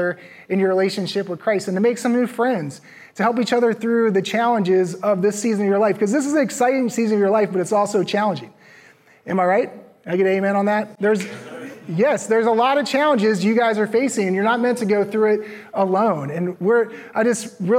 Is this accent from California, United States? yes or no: no; Virginia, United States; moved away as an adult; also born or lived in Los Angeles / Minnesota / Arizona; now in Raleigh, United States; I grew up in Virginia